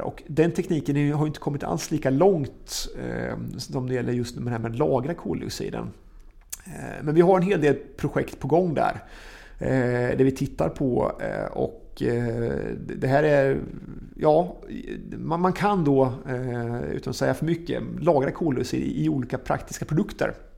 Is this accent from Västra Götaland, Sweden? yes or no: no; Östergötland, Sweden; som östgöte